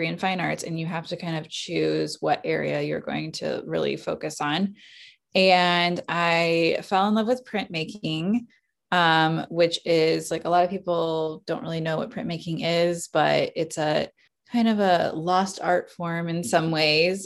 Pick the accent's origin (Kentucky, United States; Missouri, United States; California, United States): Missouri, United States; Kansas City; also born or lived in Springfield, Missouri; I'm from Kansas City. I was born here and I've lived here almost all my life.